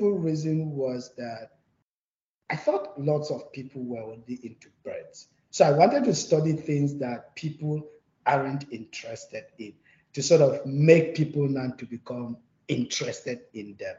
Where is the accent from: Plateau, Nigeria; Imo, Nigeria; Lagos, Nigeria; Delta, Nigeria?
Plateau, Nigeria; moved away as an adult; also born or lived in China; I'm from Plateau State. So it was derived from the plateau, right? The name is derived from the plateau. So it's a mountainous ecosystem where I grew up